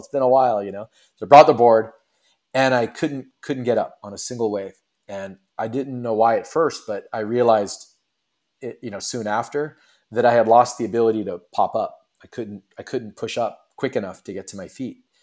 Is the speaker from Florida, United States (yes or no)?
yes; west coast of Florida, United States; also born or lived in Cocoa Beach, Florida; Originally I was born and raised in Florida on the west coast of Florida